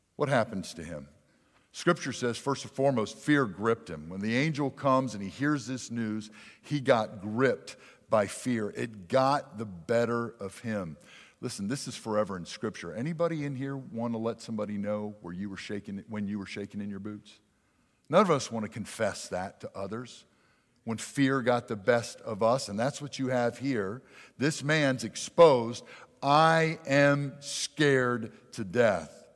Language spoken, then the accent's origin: English; near Philadelphia, hometown South Jackson, Mississippi, United States; I'm from South Jackson. We have our issues, okay? I grew up near Philly